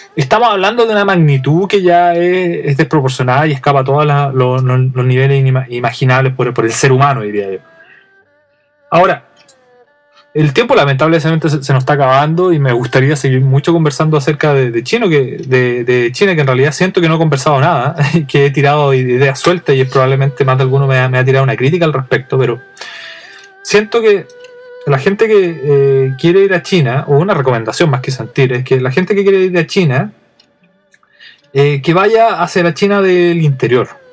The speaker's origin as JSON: {"language": "Spanish", "town": "Santiago", "region": "Santiago Metropolitan Region", "country": "Chile", "moved": "yes", "lives_now": "Japan", "said": "yo vengo de Santiago"}